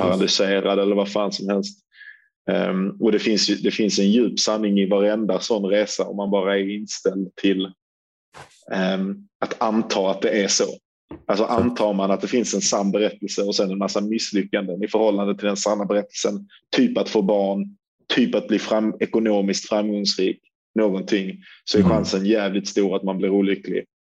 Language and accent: Swedish; Sweden; som svensk